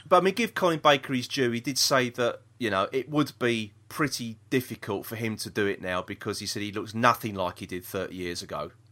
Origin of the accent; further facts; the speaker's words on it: London, United Kingdom; We're from South East London. We don't s, talk proper, do we?